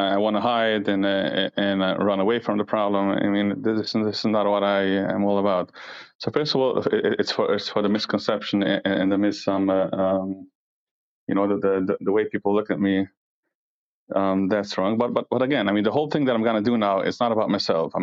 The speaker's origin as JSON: {"language": "English", "country": "United States", "said": "I happen to live in New Jersey, in New York. I'm from New York and New Jersey"}